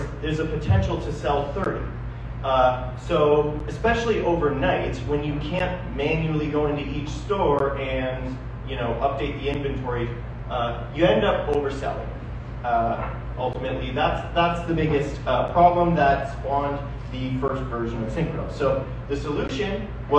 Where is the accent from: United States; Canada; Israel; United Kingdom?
Canada; Niagara, Ontario; I am from Niagara